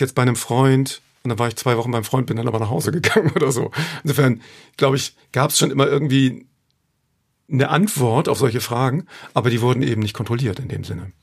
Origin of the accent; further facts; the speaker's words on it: Hamburg, Germany; Stelling, da komme ich her. Das ist eigentlich auch der schönste Stadtteil der Welt. Hamburg-Stelling, wo ich aufgewachsen bin